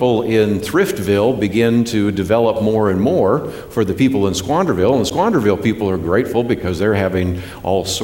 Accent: Berkeley, California, United States; now in Texas, United States; I was born in Berkeley, California. Berkeley, California, okay? I'm from California originally, although I live in Texas now

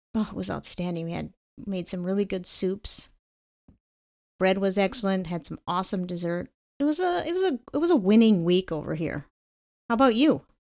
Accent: Connecticut, United States; my home state

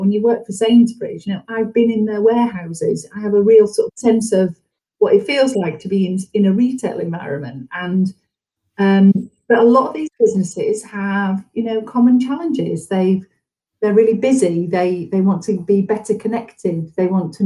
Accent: Yorkshire and the Humber, United Kingdom; moved away as an adult; also born or lived in London / Edinburgh / Aberdeen; I'm from Yorkshire. I've lived in Yorkshire.

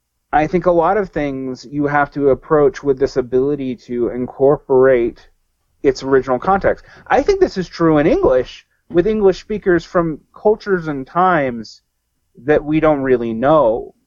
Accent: Southern United States, United States; I mean, like maybe because I'm a Southerner, this is like emblazoned in my head

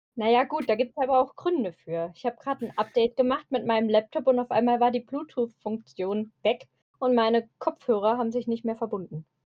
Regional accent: Eifel, Germany; accent: Eifel; wie man an meiner Sprache vielleicht erkennen kann, ich komme aus dem Eifler-Raum

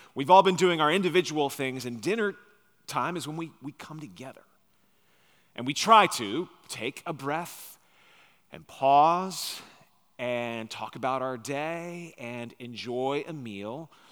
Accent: Long Island, New York, United States; now in Nashville, United States; my wife and I grew up on Long Island, New York

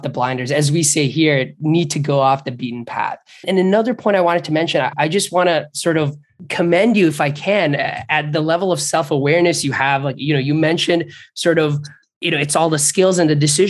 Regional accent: Bangladesh; moved away; I grew up in Bangladesh

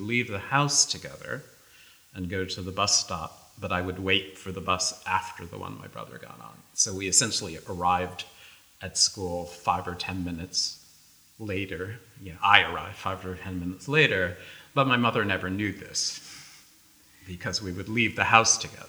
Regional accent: New York City, New York, United States; we grew up in the South Bronx

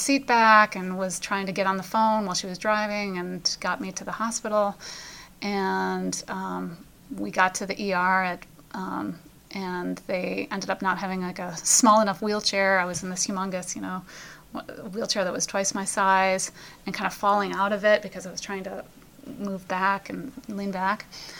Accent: Pennsylvania, United States; We're from Pennsylvania. We have a lot of hills around here.

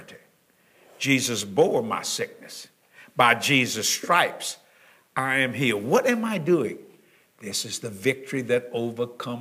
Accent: Cajun, Louisiana, United States; I'm a Cajun

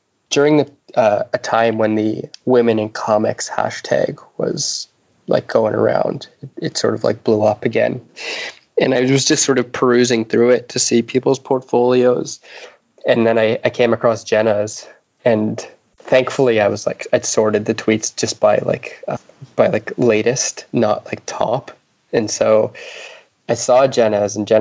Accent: East Coast of Canada, Atlantic Canada, Canada; moved away as an adult; now in Vancouver, Canada; I'm from the East Coast of Canada

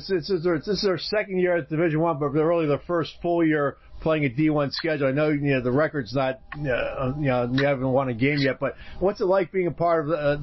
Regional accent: Philadelphia, Pennsylvania, United States; now in Schenectady, United States; I grew up in Philadelphia.

